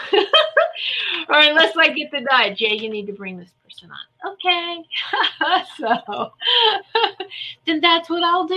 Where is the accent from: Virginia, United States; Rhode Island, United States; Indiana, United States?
Virginia, United States; Roanoke, Virginia. Woohoo, my home state.